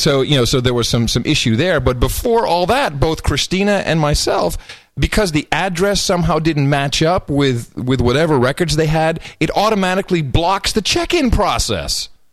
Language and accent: English; United States; last time I looked at my passport, I'm an American